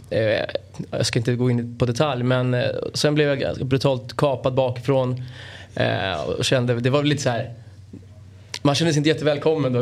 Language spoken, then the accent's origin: Swedish; Stockholm, Stockholm County, Sweden; jag är från, från Bromma precis på gränsen till Solna.